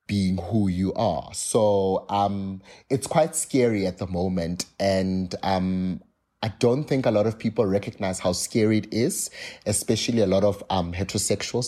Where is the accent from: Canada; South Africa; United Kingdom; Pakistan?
South Africa